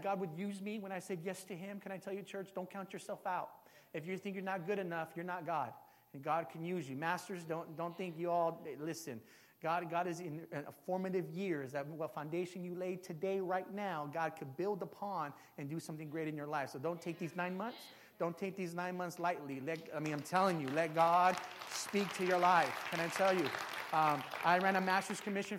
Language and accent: English; San Jose, California, United States; I'm from San Jose. This is my hometown. I'm from the east side.